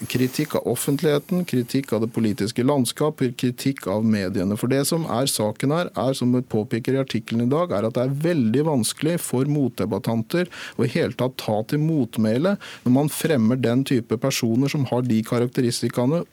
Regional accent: Norway; vi som nordmenn, da etniske

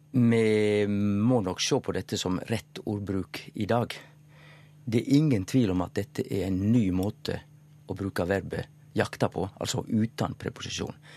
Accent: Western Norway, Norway; eg som vestlending

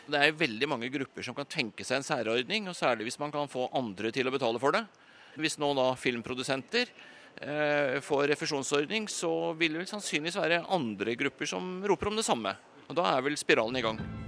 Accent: Røros, Trøndelag, Norway; moved away; Jeg kommer opprinnelig fra Røros

